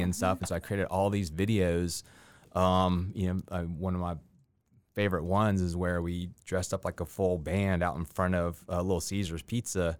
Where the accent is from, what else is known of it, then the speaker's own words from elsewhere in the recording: Columbia, South Carolina, United States; moved away as an adult; also born or lived in Augusta, Georgia; now in Columbia County, Georgia, United States; I grew up in Columbia, South Carolina